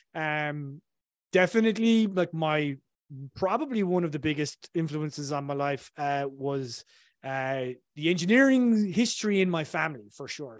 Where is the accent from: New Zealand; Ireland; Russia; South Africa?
Ireland; south of Ireland; accent: Irish; I come from Ireland originally, so I grew up in a tiny, town in, uh, the south of Ireland